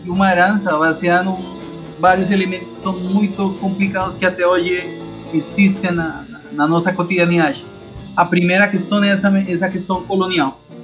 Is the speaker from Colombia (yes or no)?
yes; Bogotá, Colombia; Portuguese is a second language; moved away as an adult; now in Rio de Janeiro, Brazil; Eu sou da Colômbia, sou bogotano